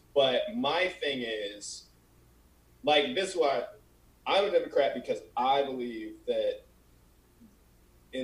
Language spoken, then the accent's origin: English; Colorado, United States; moved away as an adult; now in California, United States; I'm not from California, and I feel like, you know, I've only been here 5 years. So I'm from Colorado